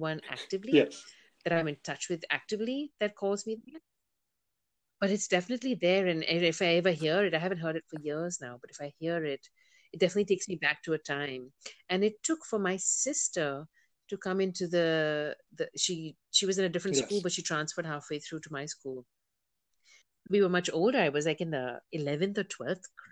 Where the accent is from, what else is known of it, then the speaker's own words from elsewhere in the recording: India; moved away; also born or lived in United States; I was born in the United States and I moved back to India when I was four